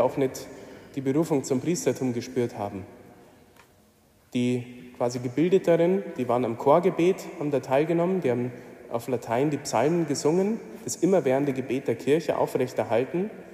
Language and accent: German; Mindelstetten, Bavaria, Germany; Ich komme aus der Nähe von Regensburg und ich habe einige Jahre leben dürfen in meiner Jugend, so die prägende Zeit, Kindergarten und Grundschule in Mindelstetten.